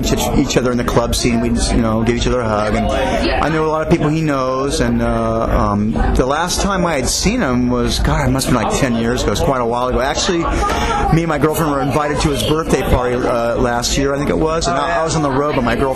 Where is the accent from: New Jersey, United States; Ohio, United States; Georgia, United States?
Georgia, United States; Atlanta; moved away; I'm an Atlanta boy. I was born here in Atlanta, and it's good to be back home for one day